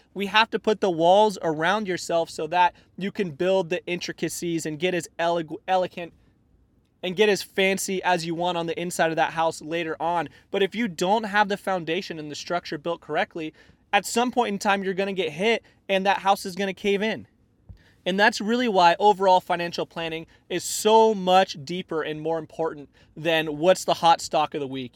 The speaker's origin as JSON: {"language": "English", "town": "Tucson", "region": "Arizona", "country": "United States", "tie": "born or raised there", "said": "I grew up in Tucson, Arizona"}